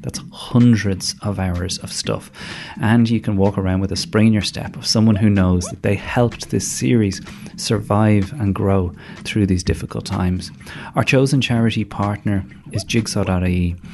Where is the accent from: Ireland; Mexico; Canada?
Ireland; growing up in Ireland in the eighties and nineties